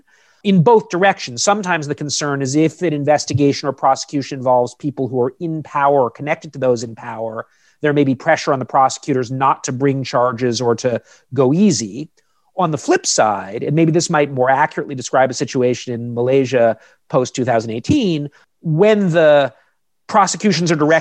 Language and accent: English; United States; I'm an American citizen